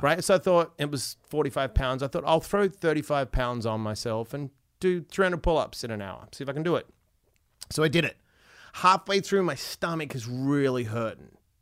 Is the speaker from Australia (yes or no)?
yes; Perth, Western Australia, Australia; I was born in Perth